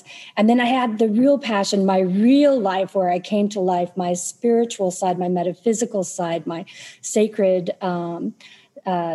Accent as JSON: {"language": "English", "town": "Tulsa", "region": "Oklahoma", "country": "United States", "tie": "born or raised there", "said": "I was born in Tulsa. I lived most of my life here"}